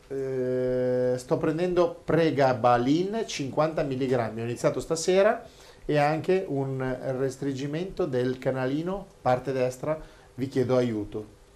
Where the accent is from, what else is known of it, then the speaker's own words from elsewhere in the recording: Apulia, Italy; now in Palermo, Italy; Il gruppo mio è A positivo, abito a Palermo, eh, sono pugliese.